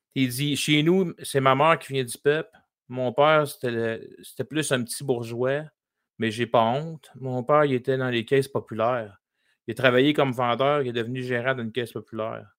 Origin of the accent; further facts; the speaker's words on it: Lévis, Quebec, Canada; j'ai grandi dans un bungalow